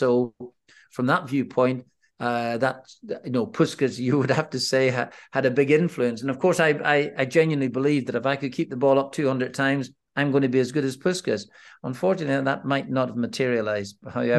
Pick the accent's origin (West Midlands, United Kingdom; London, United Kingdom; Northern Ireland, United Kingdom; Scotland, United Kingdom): Northern Ireland, United Kingdom; Well, my early days in the village that I am from, we're actually fine, I have to say, Chris.